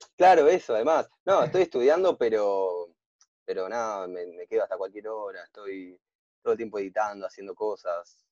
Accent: Buenos Aires, Argentina; yo soy de Buenos Aires

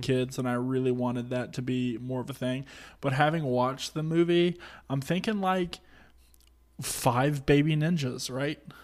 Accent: Georgia, United States; I grew up in Georgia where there is no ice

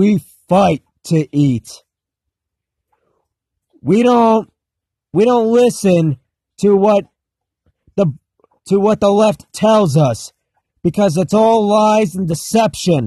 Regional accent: United States; as an American

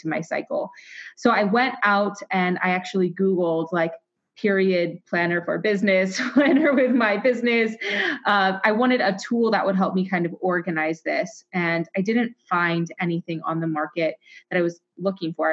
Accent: Waterloo, Iowa, United States; I am from Iowa. I was born in Waterloo, Iowa

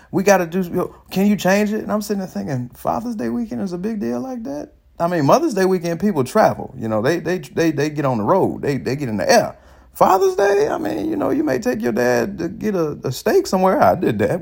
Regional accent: Chicago, Illinois, United States; now in Atlanta, United States; I'm from the suburbs of Chicago.

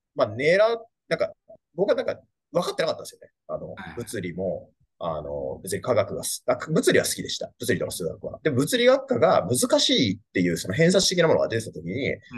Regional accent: Yokohama, Kanagawa, Japan; 清丸日吉が実家で

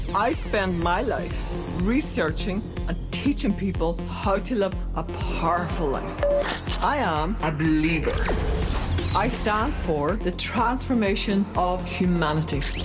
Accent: Ireland; we're from Ireland

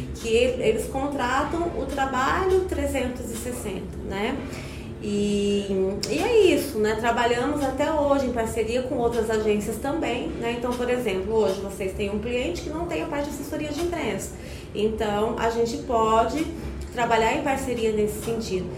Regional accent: São Paulo, Brazil; moved away as an adult; now in Goiânia, Brazil; eu sou paulista, né? Mas goiana de coração, né? Eu já moro em Goiânia há 20 anos.

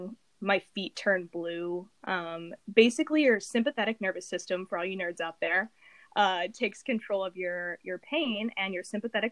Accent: Indiana, United States; I'm from Indiana, like Will

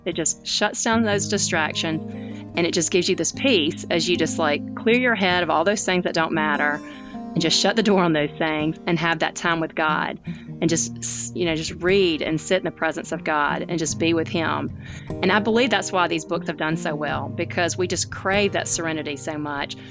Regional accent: Tuscaloosa, Alabama, United States; born or raised there; now in Birmingham, United States

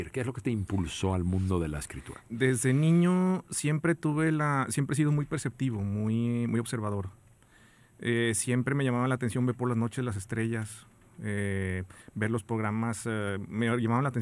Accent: San Luis Potosí, Mexico; born there; now in Monterrey, Mexico; yo nací en, San Luis Potosí, pero digamos que me considero regio porque hace pues, más de 30 años que vivo aquí.

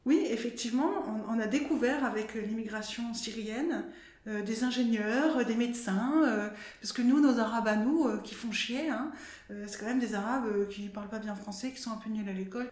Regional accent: France; quand on est français et travailleur ou travailleuse sociale

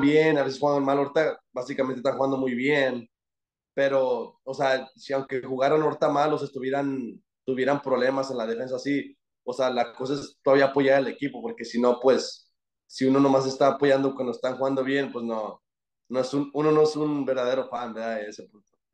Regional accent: Fort Worth, Texas, United States; soy de Dallas, de Fort Worth

